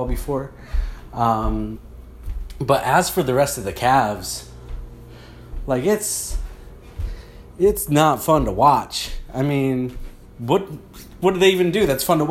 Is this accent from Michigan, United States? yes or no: yes; Michigan, United States; I'm from Michigan